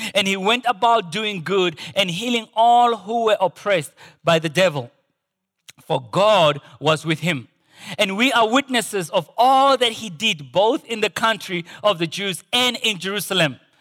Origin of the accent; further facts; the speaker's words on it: Potchefstroom, North West, South Africa; moved away; growing up in Porch's room